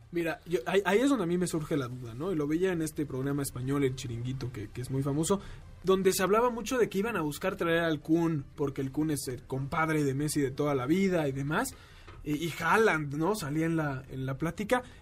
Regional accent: Mexico

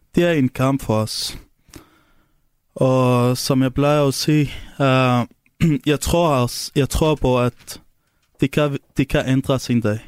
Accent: Syria; Danish is a second language; now in Denmark; jeg kommer fra Syrien, og det er der, hvor jeg kommer fra

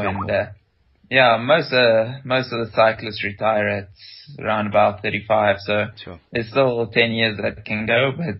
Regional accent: Rustenburg, North West, South Africa; moved away as an adult; also born or lived in Potchefstroom; now in Europe; I grew up in Rustenburg.

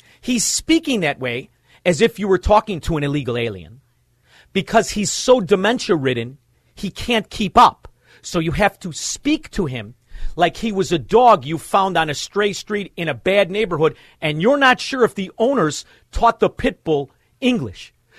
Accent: Melrose Park, Illinois, United States; Although I'm from Melrose Park. It was something to be from Melrose Park way back in the 70s

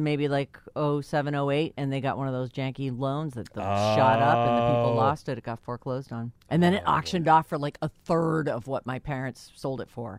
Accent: East Bridgewater, Massachusetts, United States; their house that I grew up in East Bridgewater

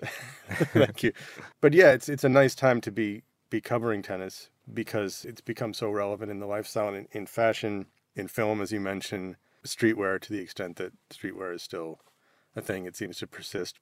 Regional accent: United States; as, as an American

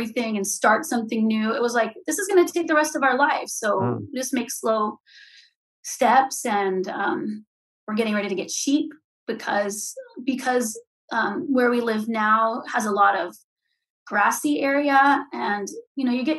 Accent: California, United States; moved away as an adult; also born or lived in Ventura, California; growing up in California in apartments

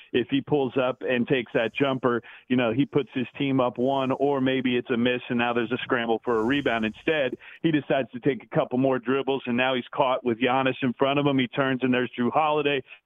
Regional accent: Bay Area, California, United States; now in Phoenix, United States; I grew up in the Bay Area in California.

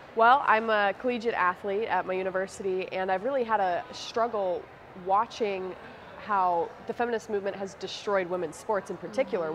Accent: Phoenix, Arizona, United States; I'm 20 years old and I'm from Phoenix, Arizona.

